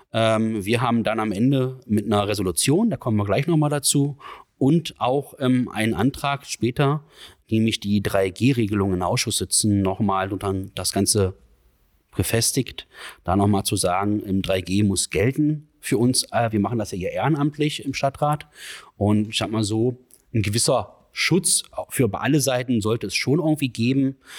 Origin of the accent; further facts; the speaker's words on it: Magdeburg, Saxony-Anhalt, Germany; ich bin ja hier in Magdeburg geboren